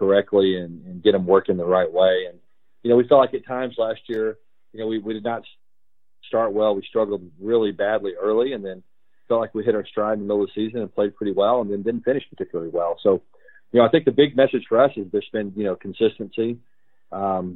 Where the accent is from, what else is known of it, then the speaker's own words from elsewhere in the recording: Texas, United States; I grew up in Texas.